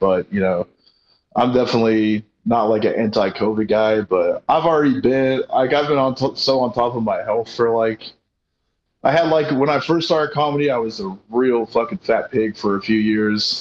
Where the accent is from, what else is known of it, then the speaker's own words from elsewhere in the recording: Colorado, United States; moved away; also born or lived in Arkansas; I grew up in Colorado